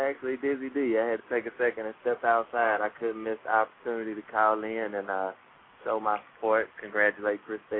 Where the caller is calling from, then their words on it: Jackson, Tennessee, United States; Well, I'm down here in Jackson, Tennessee. It's between Memphis and Nashville